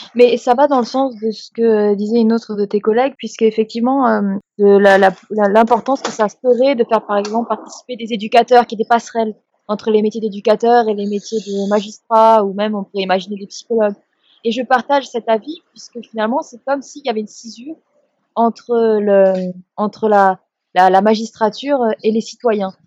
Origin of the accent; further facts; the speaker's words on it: Strasbourg, Grand Est, France; Moi, j'ai grandi à Strasbourg